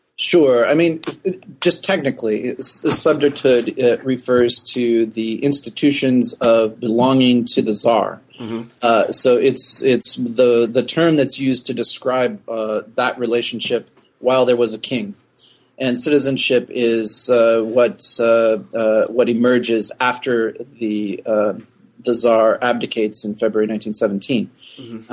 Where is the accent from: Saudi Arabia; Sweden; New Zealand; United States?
United States; North Woods of Wisconsin; moved away; I am from the North Woods of Wisconsin, where the winters are long